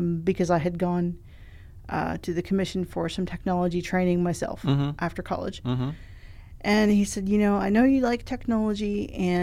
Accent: Spartanburg, South Carolina, United States; also born or lived in Louisville, Kentucky; now in Columbia, United States; I'm originally from Spartanburg.

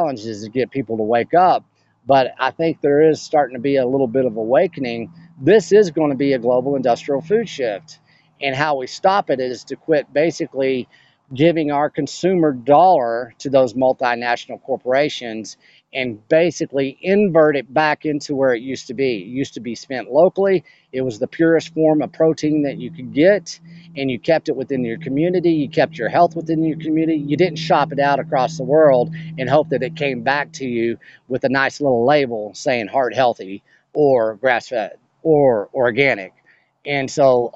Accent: West Texas, United States; moved away as an adult; also born or lived in Austin, Texas; I come from West Texas. This is cattle country. That's why I started the Beef Initiative, is because I'm from cattle country, right?

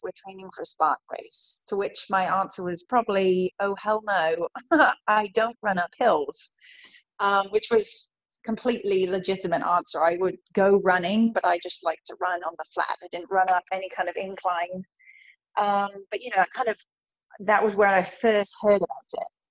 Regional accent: Worcestershire, West Midlands, United Kingdom; moved away as an adult; now in United States; I grew up in England in Worcestershire, which is in the West Midlands

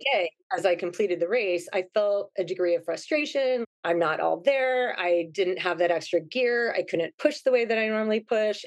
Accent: Ohio, United States; moved away as an adult; now in Hawaii, United States; So I grew up in Ohio. I was born and raised there.

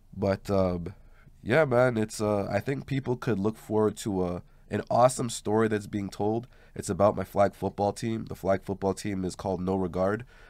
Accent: Montreal, Quebec, Canada; also born or lived in Verdun; Growing up in LaSalle

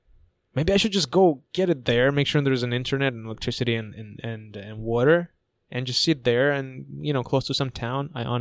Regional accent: California, United States; moved away as an adult; also born or lived in Toronto; I'm from California.

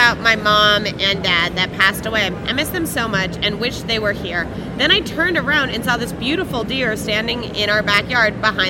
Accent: California, United States; we're both from California

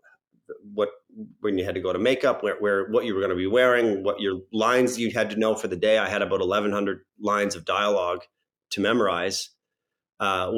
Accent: Miramichi, New Brunswick, Canada; in my hometown of Miramichi

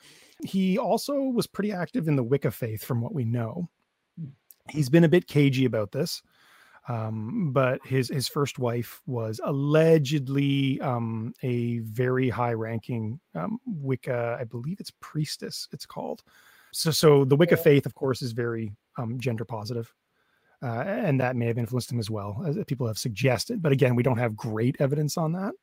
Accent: Thunder Bay, Ontario, Canada; I was born in Thunder Bay. It is either white or Ojibwe population. We don't have racial diversity beyond that.

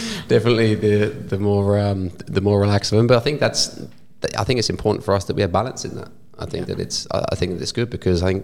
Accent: England, United Kingdom; moved away as an adult; also born or lived in Gold Coast, Australia; now in Australia; growing up in England and being surrounded by family

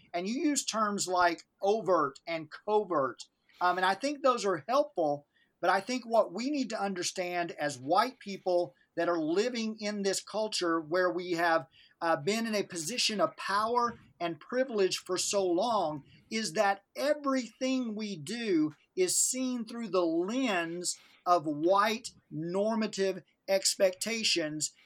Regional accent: Northeast Arkansas, United States; I grew up in the Mississippi River Delta, Northeast Arkansas

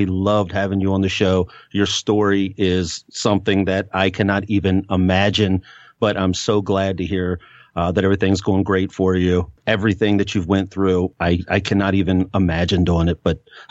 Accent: West Virginia, United States; I'm from West Virginia, so I get the country accent.

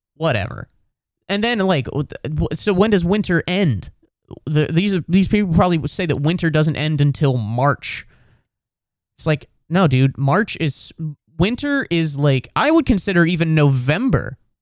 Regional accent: West Chester, Ohio, United States; now in New York City, United States; I'm from Westchester, Ohio, which is a suburb of Cincinnati

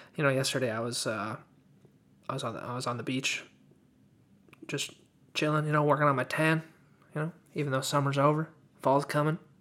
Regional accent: United States; I'm American.

